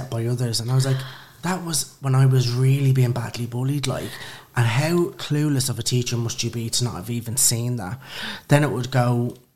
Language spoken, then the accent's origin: English; Dublin, Leinster, Ireland; moved away as an adult; now in London, United Kingdom; I'm originally from Dublin, Kilmainham, and Lucan.